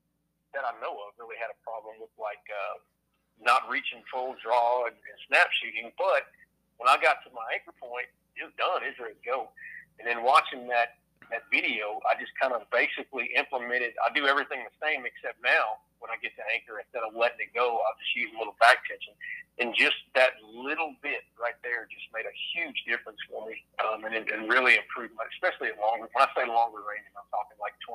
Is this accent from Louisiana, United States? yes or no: yes; Louisiana, United States; I, you know, growing up in South Louisiana, there's not much public ground.